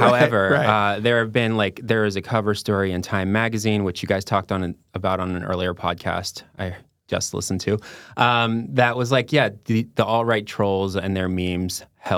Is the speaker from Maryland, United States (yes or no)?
yes; Maryland, United States; I'm from Maryland, just outside D.C.